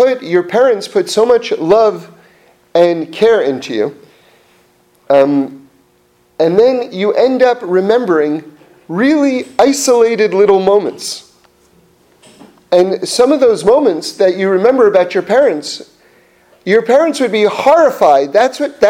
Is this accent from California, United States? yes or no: no; New York City, New York, United States; growing up in New York City